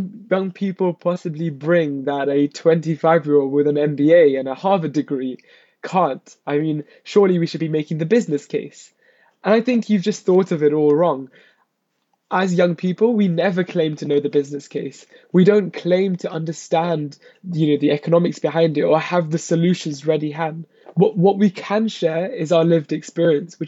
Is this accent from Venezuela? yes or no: no; United Kingdom; born or raised there